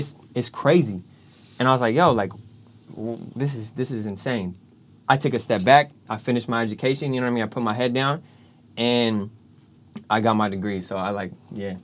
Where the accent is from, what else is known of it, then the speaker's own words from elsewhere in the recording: Galt, California, United States; moved away; I'm from Gault originally, right? Little small town